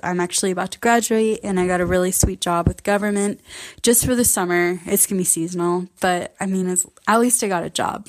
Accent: the Northwest, Pacific Northwest, United States; I'm from the Northwest

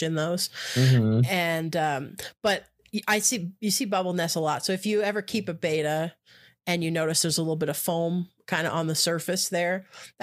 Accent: Canada; I'm Canadian

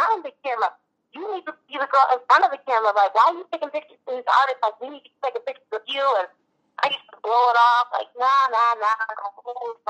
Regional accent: Michigan, United States; I'm from Michigan

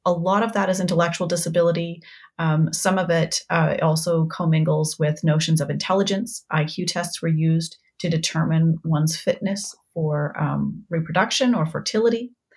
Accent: Saskatoon, Saskatchewan, Canada; also born or lived in Halifax; I grew up in Saskatoon

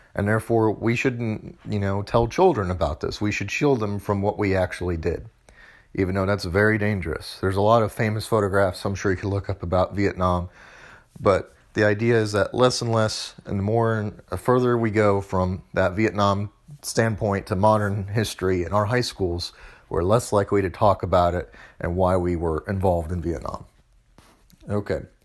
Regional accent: Missouri, United States; now in Tennessee, United States; I'm from Missouri, which is where I grew up

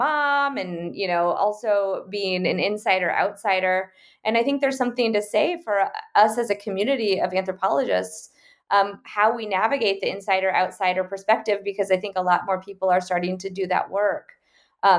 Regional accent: Okoboji, Iowa, United States; now in Washington, D.C., United States; my hometown

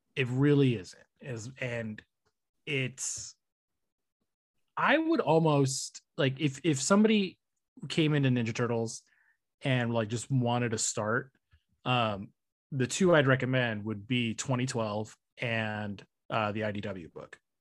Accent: California, United States; I'm from California

